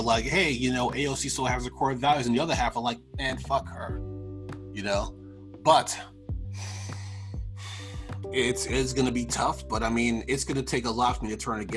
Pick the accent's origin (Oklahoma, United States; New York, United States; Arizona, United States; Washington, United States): New York, United States; Freeport; my hometown of Freeport